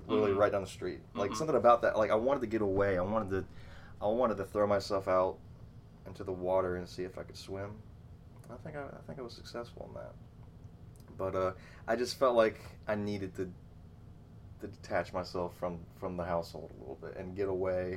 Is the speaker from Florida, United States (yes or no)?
no; Athens, Georgia, United States; moved away as an adult; also born or lived in Atlanta, Georgia / Milledgeville, Georgia; now in Bainbridge, United States; I'm from Athens, Georgia. I was born in Atlanta. Moved to Athens when I was 2 or 3, and I grew up there, graduated from high school there